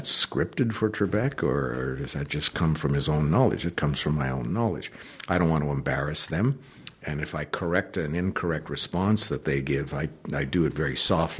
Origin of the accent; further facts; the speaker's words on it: Canada; I had the disadvantage of being born and raised in Canada and considering the letter Y as a vowel.